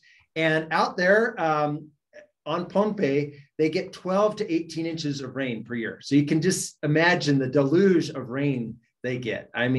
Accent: Idaho, United States; because I grew up in Idaho and we spent a lot of time just reading it.

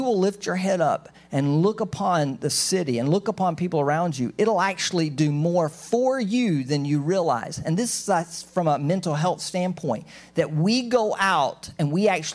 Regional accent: United States

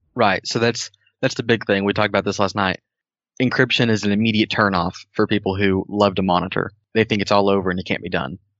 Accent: Tennessee, United States; moved away as an adult; I moved up here. I'm from Tennessee

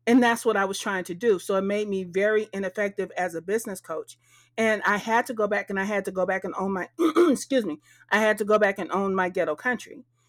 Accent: Texas, United States; because my mama knew I'm from Texas, but soon as I started owning that whole vibe

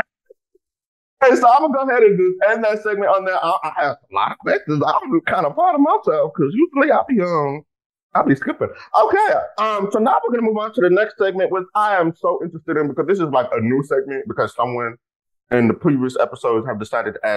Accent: Texas, United States; I'm from Texas

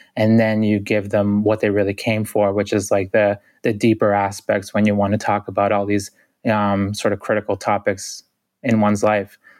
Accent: Boston, Massachusetts, United States; I grew up in Boston, which is a city of six hundred thousand

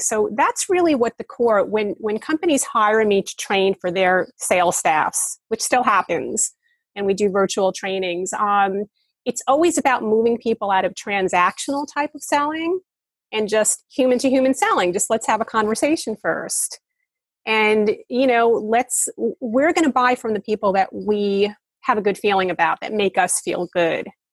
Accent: United States; now in Bali, Indonesia; I'm an American

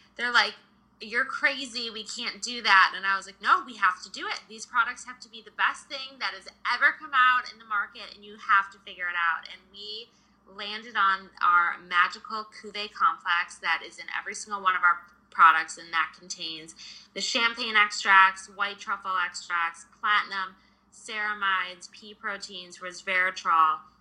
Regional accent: suburbs outside of Detroit, Michigan, United States; So I grew up in Michigan in the suburbs outside of Detroit.

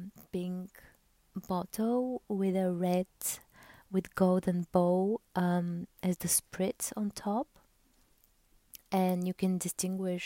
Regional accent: Bulgaria; I'm from Bulgaria

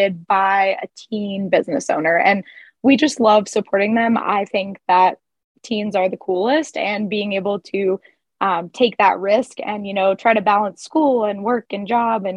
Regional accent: Midwest, United States; now in Denver, United States; I grew up in the Midwest

